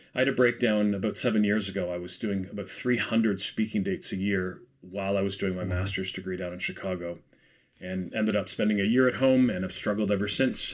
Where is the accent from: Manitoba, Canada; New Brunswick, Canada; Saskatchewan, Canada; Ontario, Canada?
Ontario, Canada; Ajax; I'm from Ajax myself